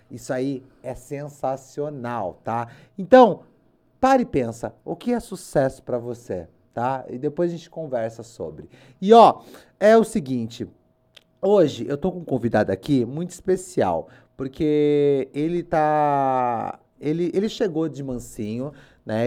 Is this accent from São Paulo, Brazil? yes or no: yes; Limeira, São Paulo, Brazil; eu sou de Limeira